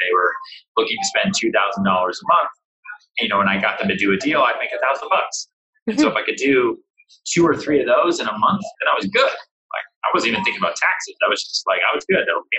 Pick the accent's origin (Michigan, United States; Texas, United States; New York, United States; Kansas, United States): Texas, United States; Houston; born there; also born or lived in Long Island / Boston; I grew up in a bunch of places. I was born in Texas, in Houston. I bounced around a lot. We moved a lot around Texas, and then we moved to Long Island.